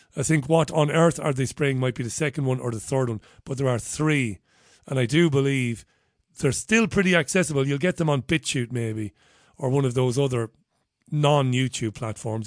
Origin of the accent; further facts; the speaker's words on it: Waterford, Munster, Ireland; moved away; I was born and bred in Waterford